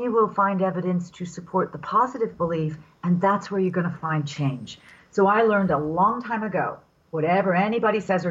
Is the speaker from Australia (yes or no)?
no; England, United Kingdom; I was raised in England after the Second World War by parents who lived through the Second World War